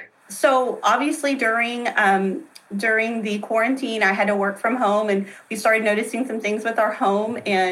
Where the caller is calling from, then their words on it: Tyler, Texas, United States; Tyler, Texas.